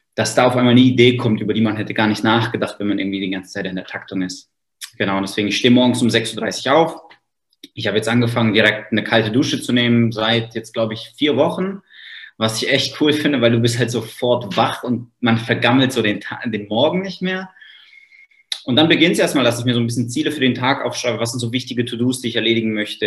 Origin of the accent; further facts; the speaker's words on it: Freudenstadt, Baden-Württemberg, Germany; ich komme aus Freudenstadt. Das ist ein kleines Dörfchen